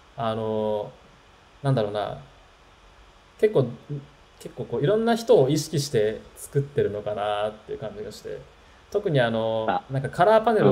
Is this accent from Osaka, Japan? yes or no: no; Tokyo, Japan; 僕は、あの、東京出身の人なんで